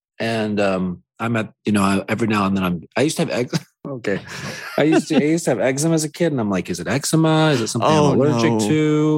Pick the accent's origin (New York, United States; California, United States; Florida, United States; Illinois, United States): Florida, United States; Tallahassee; I'm from Tallahassee, Florida, so I'm from the land of chain restaurants